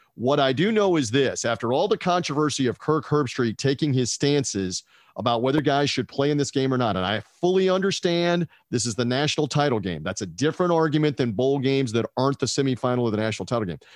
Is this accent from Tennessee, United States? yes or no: yes; Memphis, Tennessee, United States; that's my hometown.